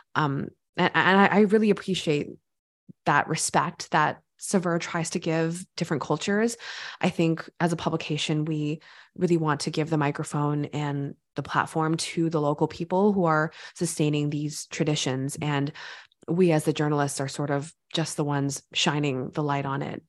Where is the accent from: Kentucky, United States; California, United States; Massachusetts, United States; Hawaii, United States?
California, United States; I grew up in California